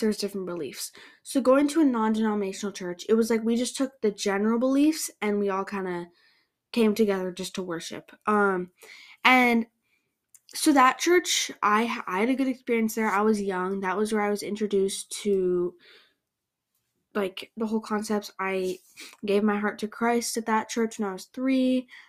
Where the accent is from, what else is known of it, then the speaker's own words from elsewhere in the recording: Canada; I grew up in Canada going to a non-denominational church.